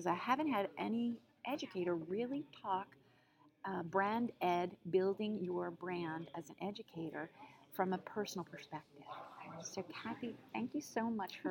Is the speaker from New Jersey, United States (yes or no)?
yes; New Jersey, United States; now in New York, United States; I'm from New York, then I came down from New York to my home state of New Jersey